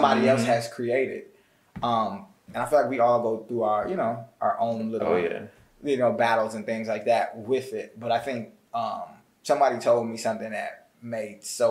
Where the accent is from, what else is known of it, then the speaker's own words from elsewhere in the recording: Atlanta, Georgia, United States; also born or lived in Bloomington, Illinois; I moved here, and then I've been in Atlanta, Georgia now for like 19 years.